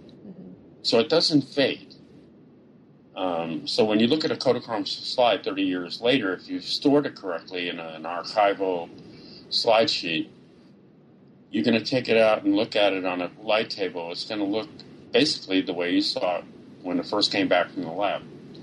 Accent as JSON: {"language": "English", "region": "New York", "country": "United States", "said": "And, you know, just being a New Yorker all my life and sort of dropping into the middle of rural Georgia was such an experience for me"}